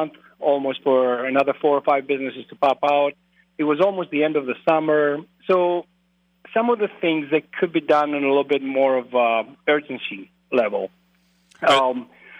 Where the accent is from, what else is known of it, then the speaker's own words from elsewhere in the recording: Greece; moved away as an adult; also born or lived in Twin Cities, Minnesota / Eau Claire, Wisconsin; now in La Crosse, United States; I'm originally from Greece. I grew up in Greece. I grew up on a dairy farm